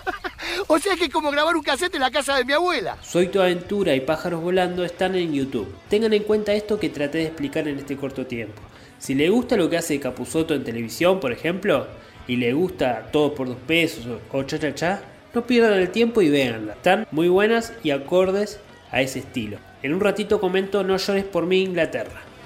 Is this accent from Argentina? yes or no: yes; Argentina; como argentinos